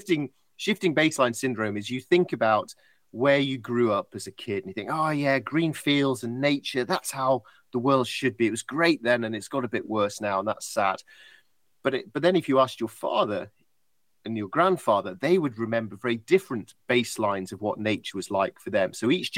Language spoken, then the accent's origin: English; United Kingdom; this is me being British and positive.